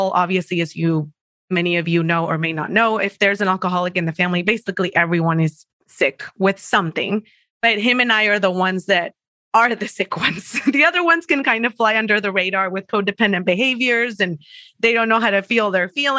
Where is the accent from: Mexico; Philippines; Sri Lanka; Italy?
Mexico; English is a second language; moved away as an adult; now in San Diego, United States; I am originally from Mexico. I'm in San Diego right now, but I lived in Mexico all the way until I was 24